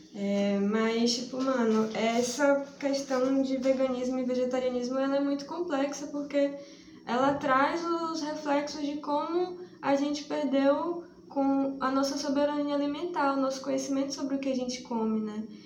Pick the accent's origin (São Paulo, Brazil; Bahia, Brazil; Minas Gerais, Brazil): Bahia, Brazil; interior of; now in Salvador, Brazil; eu sou do interior da Bahia, eu moro em Salvador, mas sou do interior da Bahia